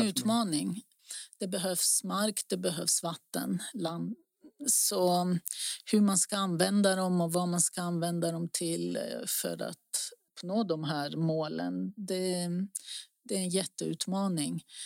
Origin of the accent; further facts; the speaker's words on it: Greece; now in Stockholm, Sweden; längre norrut på västra sidan som jag pratade om tidigare. Det är där jag är ifrån och min familj